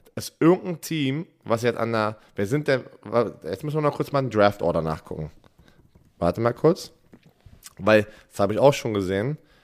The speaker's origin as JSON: {"language": "German", "country": "Germany", "said": "bei uns in Deutschland"}